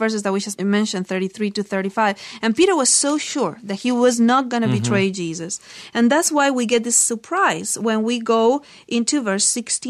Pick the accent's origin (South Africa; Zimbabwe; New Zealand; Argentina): Argentina; moved away; we're from Argentina.